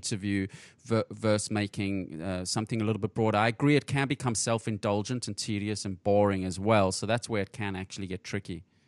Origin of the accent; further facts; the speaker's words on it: South Africa; moved away; I'm originally from South Africa, and I was in South Africa for the World Cup in 2010.